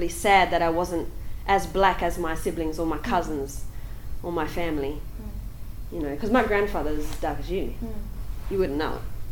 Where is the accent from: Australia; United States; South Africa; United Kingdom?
Australia; Pingelly, Western Australia; where I grew up in Pingelly, which is about 160 kilometres inland from here, a bit south, in the wheat belt